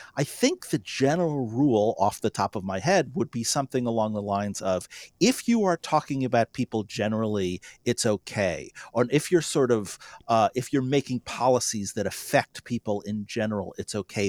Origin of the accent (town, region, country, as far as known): North Dakota, United States